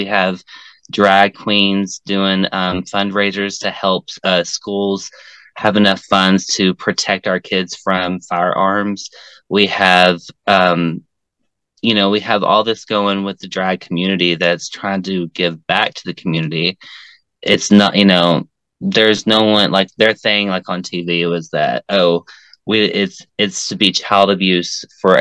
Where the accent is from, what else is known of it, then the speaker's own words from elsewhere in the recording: Tennessee, United States; growing up in Tennessee, because growing up in Tennessee is really different than growing up elsewhere, because we're in the Bible Belt